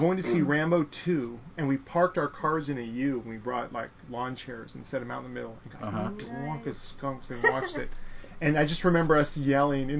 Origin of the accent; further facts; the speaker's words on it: San Jose, California, United States; growing up in San Jose, California